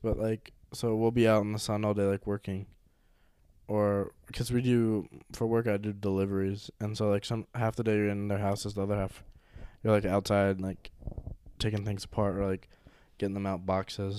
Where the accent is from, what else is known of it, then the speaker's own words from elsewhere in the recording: North Carolina, United States; moved away; I'm from North Carolina, so I have a lot of family that's still there